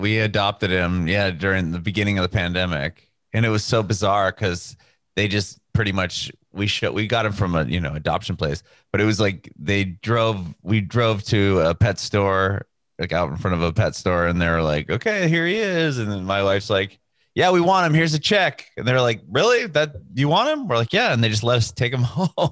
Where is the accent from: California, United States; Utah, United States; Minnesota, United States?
California, United States; Southern; I'm from Southern California